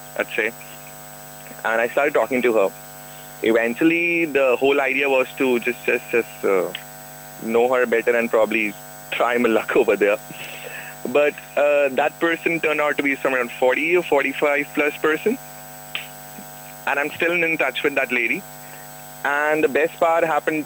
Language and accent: English; India; as an Indian